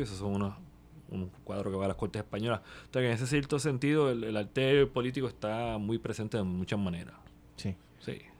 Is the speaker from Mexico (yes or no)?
no; Puerto Rico; somos como puertorriqueños